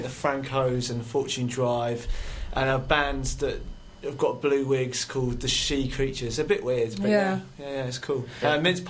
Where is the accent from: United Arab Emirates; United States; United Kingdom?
United Kingdom; Weston-super-Mare, South West England; I'm from Western Supermare.